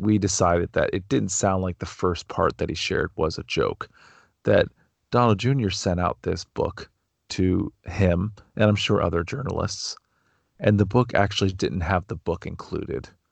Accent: Canton, Ohio, United States; I grew up in Canton, Ohio.

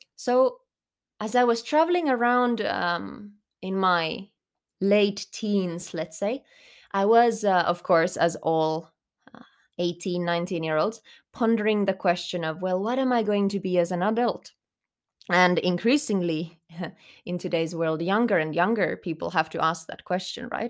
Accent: Finland; English is a second language; moved away as an adult; also born or lived in Germany / Spain; I grew up in Finland, but I did live some time abroad as well, including a couple years in Germany because my father was working there

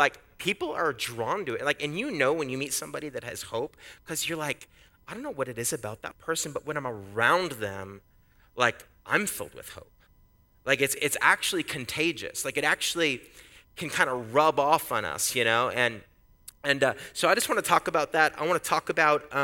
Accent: Canada; now in United States; I'm Canadian

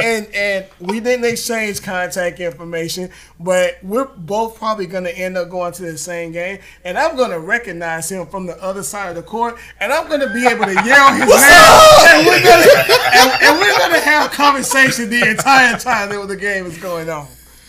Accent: Charlotte, North Carolina, United States; I told him I was from Charlotte.

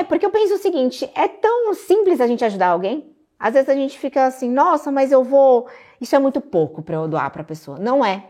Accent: Guarulhos, São Paulo, Brazil; moved away as an adult; now in Alphaville, Brazil; Eu sou de Guarulhos, São Paulo, aqui pertinho

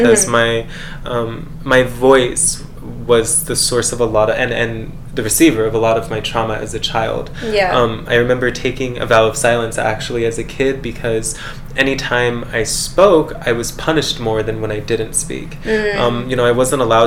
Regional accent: San Diego, California, United States; also born or lived in Cedar City, Utah; now in Las Vegas, United States; I'm from San Diego originally, and I moved to Vegas

